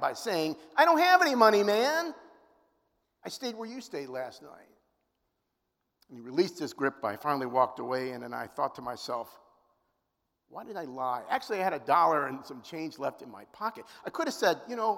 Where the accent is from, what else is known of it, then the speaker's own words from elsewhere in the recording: Cleveland Heights, Ohio, United States; also born or lived in Centerville, Ohio; I grew up in the Jewish capital of Ohio, which, if you didn't know, you do now. It's called Cleveland Heights.